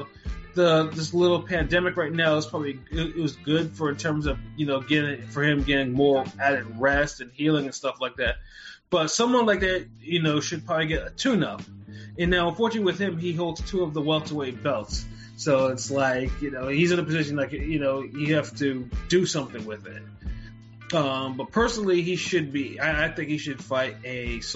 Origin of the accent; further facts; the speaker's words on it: Connecticut, United States; I'm from CT